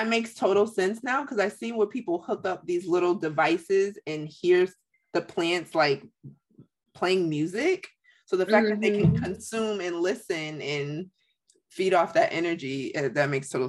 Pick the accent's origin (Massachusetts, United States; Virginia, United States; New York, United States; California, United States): Massachusetts, United States; Springfield; I grew up in Springfield, Mass. So that's cool. Yeah. I was born and raised there.